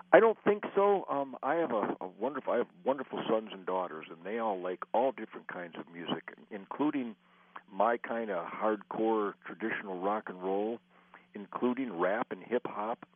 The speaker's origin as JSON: {"language": "English", "town": "Detroit", "region": "Michigan", "country": "United States", "tie": "born or raised there", "said": "I was born in Detroit"}